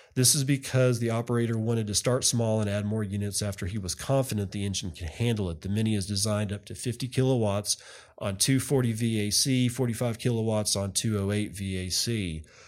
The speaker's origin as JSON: {"language": "English", "region": "West Texas", "country": "United States", "said": "I'm a redneck from West Texas"}